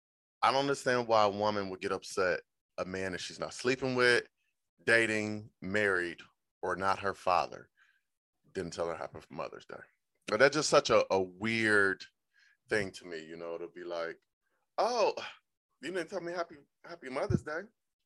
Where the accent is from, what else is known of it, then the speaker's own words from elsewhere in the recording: Cleveland, Ohio, United States; I'm from Cleveland, Ohio.